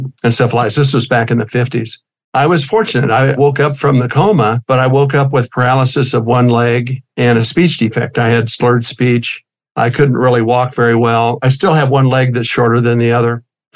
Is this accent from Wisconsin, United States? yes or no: no; Kansas, United States; moved away as an adult; also born or lived in Germany; now in Colorado, United States; growing up in Kansas